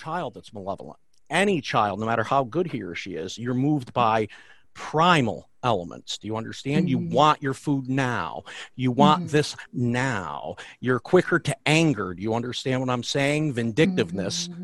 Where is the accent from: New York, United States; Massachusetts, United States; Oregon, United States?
New York, United States; the Catskills; I grew up near the Catskills, where I still live